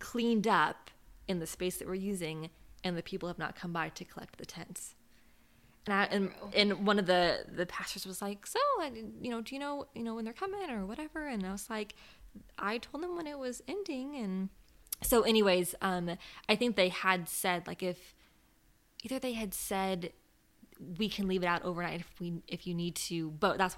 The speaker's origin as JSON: {"language": "English", "region": "West Coast", "country": "United States", "moved": "as an adult", "lives_now": "East Coast, United States", "said": "I'm from the West Coast. We don't have tornadoes there"}